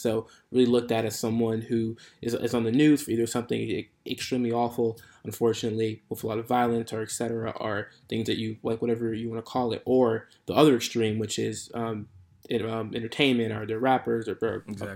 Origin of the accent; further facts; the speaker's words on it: Chicago, Illinois, United States; moved away as an adult; now in Santa Clara, United States; so I'm from the Chicagoland area. That's where I born, raised, grew up there